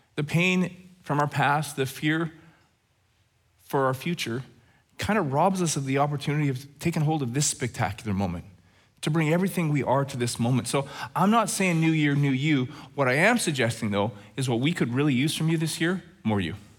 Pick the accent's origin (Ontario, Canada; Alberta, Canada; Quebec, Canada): Alberta, Canada; Growing up in Alberta